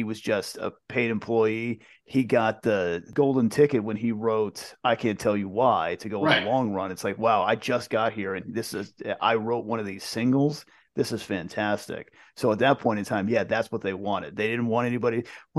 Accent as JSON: {"language": "English", "region": "East Coast", "country": "United States", "tie": "born or raised there", "said": "Even for me growing up on the East Coast, it was still like, yeah, California is the Wild West."}